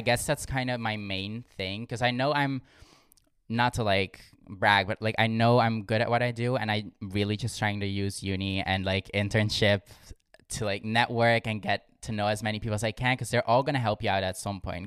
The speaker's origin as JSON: {"language": "English", "region": "Limburg", "country": "Netherlands", "tie": "born or raised there", "moved": "as an adult", "lives_now": "Amsterdam, Netherlands"}